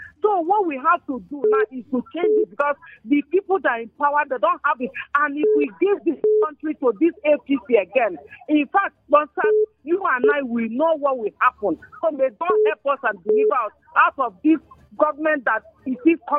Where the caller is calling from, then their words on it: Nigeria; Madam Queen, I'm calling from Abatua.